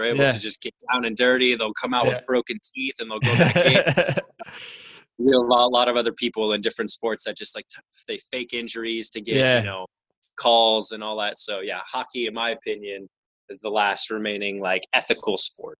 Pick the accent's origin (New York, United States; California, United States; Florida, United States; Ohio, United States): California, United States; Chico; moved away as an adult; Born and raised in California. But I've been pretty much everywhere that you could possibly think of.